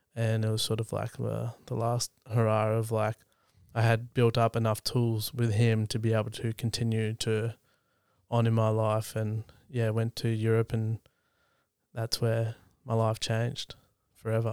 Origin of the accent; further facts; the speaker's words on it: East Gippsland, country Victoria, Australia; I grew up in country Victoria, so in East Gippsland